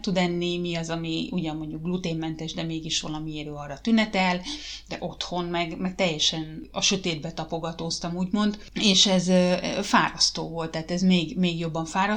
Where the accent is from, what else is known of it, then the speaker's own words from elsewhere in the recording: Hungary; moved away as an adult; now in Finland; az én gyerekkorom volt Magyarországon